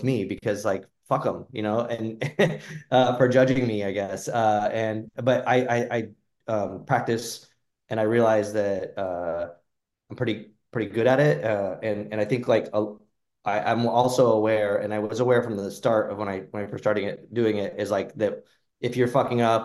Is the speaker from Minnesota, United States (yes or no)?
no; Phoenix, Arizona, United States; I grew up in Phoenix